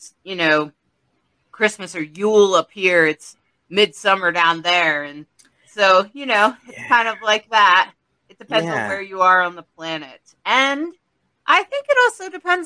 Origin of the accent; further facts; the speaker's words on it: Delaware, United States; I actually am from Delaware